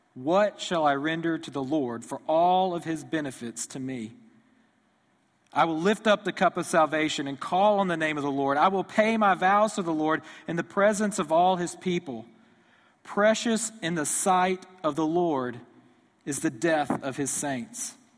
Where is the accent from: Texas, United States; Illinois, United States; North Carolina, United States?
Texas, United States; Houston; moved away; I grew up near Houston, Texas, so I grew up an Astros fan